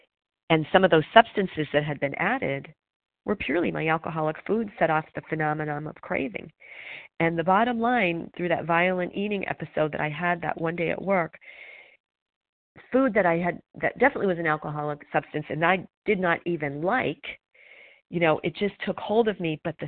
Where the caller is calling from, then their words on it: Pennsylvania, United States; I'm calling from Pennsylvania